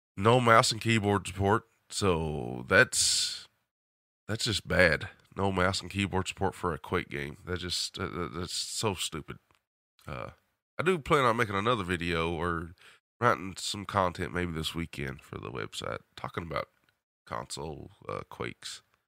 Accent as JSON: {"language": "English", "region": "the South", "country": "United States", "accent": "southern", "said": "my southern accent and twang"}